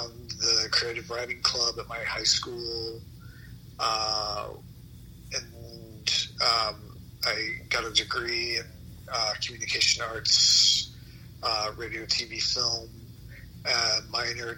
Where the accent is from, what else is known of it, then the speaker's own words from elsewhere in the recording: Nashville, Tennessee, United States; moved away as an adult; also born or lived in Ohio / New York; I grew up in Nashville, Tennessee, right near Vanderbilt University.